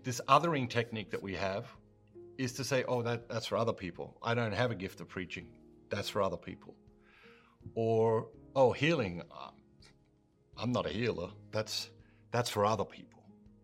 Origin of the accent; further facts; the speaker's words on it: Australia; I grew up in Australia